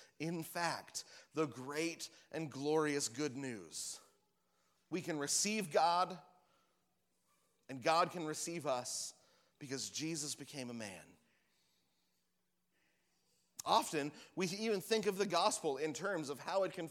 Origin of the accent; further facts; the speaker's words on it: Washington, United States; we're from Washington, where we have all the different kinds of apples